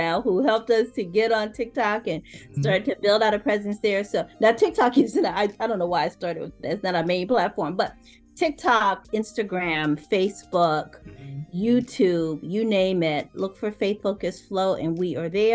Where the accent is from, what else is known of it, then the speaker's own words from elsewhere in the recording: the South, United States; I'm from the South, so I say y'all